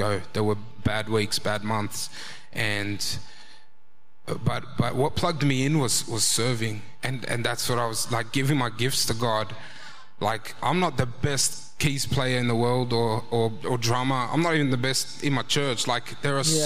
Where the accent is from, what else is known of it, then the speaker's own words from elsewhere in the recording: Australia; I'm fully Australian